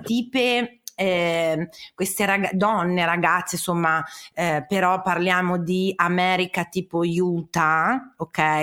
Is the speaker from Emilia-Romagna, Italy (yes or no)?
yes; Parma, Emilia-Romagna, Italy; io sono di Parma